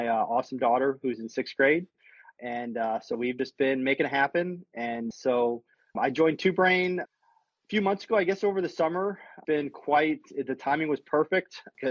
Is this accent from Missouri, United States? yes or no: yes; St. Louis, Missouri, United States; now in Austin, United States; I grew up in St. Louis, Missouri